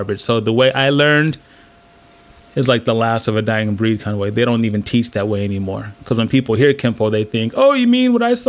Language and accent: English; San Diego, California, United States; Oh man, I was lucky because even though I started in the late 70s